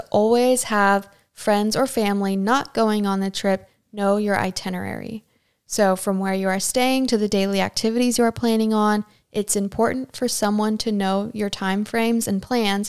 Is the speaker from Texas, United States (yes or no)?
no; Chesapeake, Virginia, United States; my hometown, which is, I guess I would consider Chesapeake, Virginia to be like a hometown for me because it's one of the longest places I've ever lived as a military brat.